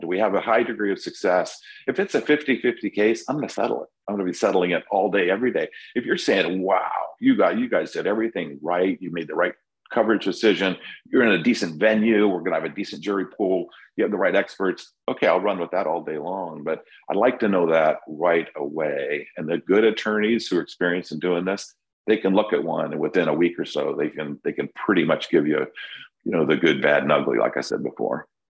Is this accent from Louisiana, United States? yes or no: no; California, United States; now in Florida, United States; I'm from California